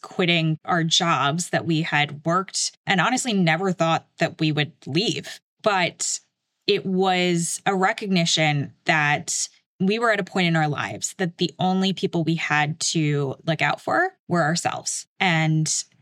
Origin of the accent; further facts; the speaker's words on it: Chicago, Illinois, United States; I grew up in Chicago